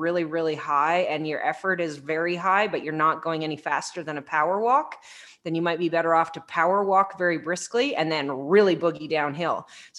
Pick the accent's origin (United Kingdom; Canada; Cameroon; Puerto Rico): Canada; Ooh, but I'm from Canada.